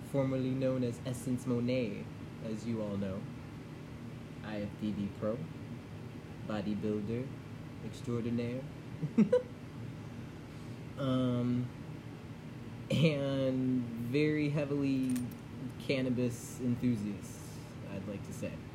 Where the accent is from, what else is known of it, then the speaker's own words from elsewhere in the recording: Chicago, Illinois, United States; I was born in Chicago